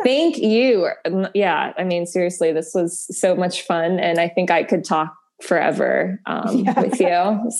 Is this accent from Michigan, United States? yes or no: no; Pittsburgh, Pennsylvania, United States; So actually I'm from Pittsburgh. So at heart, yeah.